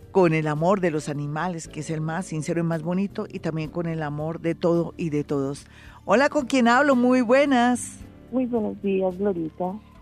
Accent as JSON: {"language": "Spanish", "region": "Bogotá", "country": "Colombia", "said": "los bogotanos no somos solapados, es que aquí hace mucho frío"}